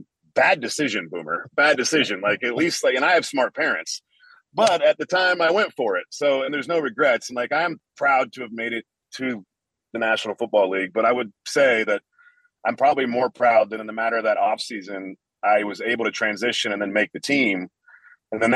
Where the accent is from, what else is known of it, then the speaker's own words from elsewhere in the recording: Central Illinois, United States; moved away as an adult; now in Las Vegas, United States; I mainly live in Las Vegas because I am from Central Illinois